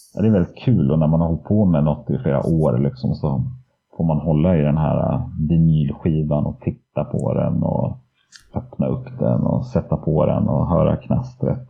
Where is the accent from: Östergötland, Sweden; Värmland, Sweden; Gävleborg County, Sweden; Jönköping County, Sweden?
Gävleborg County, Sweden; Söderhamn; i Söderhamn då, där jag är uppvuxen